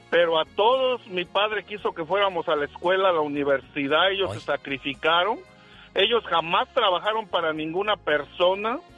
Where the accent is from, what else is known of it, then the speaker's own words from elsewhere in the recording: Villa de Etla, Oaxaca, Mexico; moved away; Yo soy de la villa de Etla, mi pueblo se llama Santiaguito, Etla, mucho orgullo.